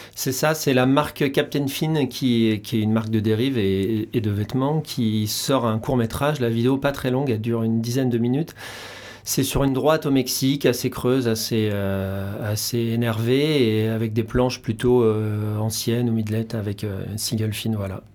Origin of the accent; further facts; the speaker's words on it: Charente-Maritime, Nouvelle-Aquitaine, France; moved away; Je suis originaire de Charente-Maritime au départ.